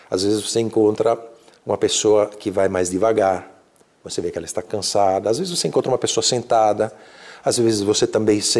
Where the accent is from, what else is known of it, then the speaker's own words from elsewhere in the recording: Alps, Italy; Portuguese is a second language; eu venho de uma região da Itália próximas às montanhas, próximas aos, aos Alpes, gosto muito de, de caminhar nas montanhas.